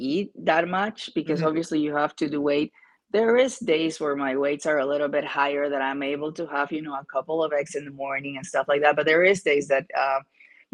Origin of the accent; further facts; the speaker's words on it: Peru; moved away; I am from Peru